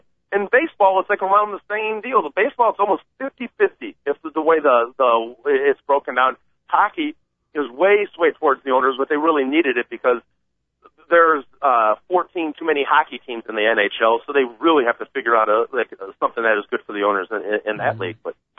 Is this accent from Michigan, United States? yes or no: yes; Michigan, United States; now in Chicago, United States; I'm from Michigan. I live here in the city of Chicago. I work for Boeing.